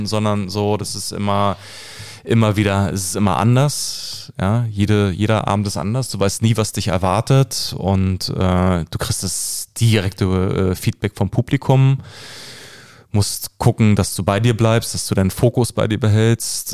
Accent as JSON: {"language": "German", "region": "Berlin", "country": "Germany", "tie": "born or raised there", "said": "ich komme aus Köpenick, ich bin ein mhm. gebürtiger Köpenicker. Und äh, fünf Minuten von mir, wo ich groß geworden bin"}